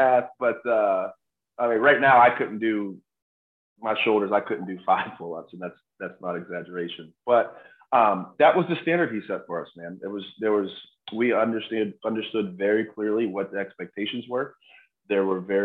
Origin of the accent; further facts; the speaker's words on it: Western Pennsylvania, United States; also born or lived in Morgantown, West Virginia; growing up in Western Pennsylvania